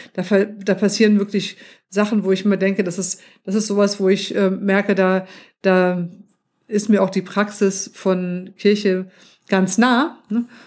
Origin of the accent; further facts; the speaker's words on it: Hamburg, Germany; ich bin ja in, in Hamburg aufgewachsen